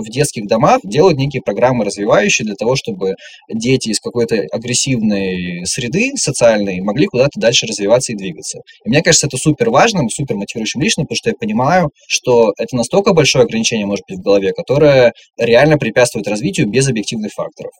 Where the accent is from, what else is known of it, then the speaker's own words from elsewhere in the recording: Khabarovsk, Khabarovsk Krai, Russia; now in Moscow, Russia; я из Хабаровска. Я проделал долгий путь до Москвы